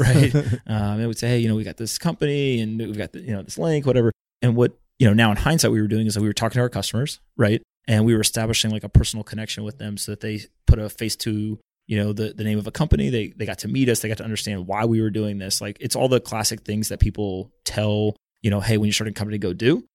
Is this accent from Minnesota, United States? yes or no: no; North Carolina, United States; moved away as an adult; also born or lived in South Florida / Silicon Valley; I grew up in North Carolina. I was born in South Florida, but grew up there.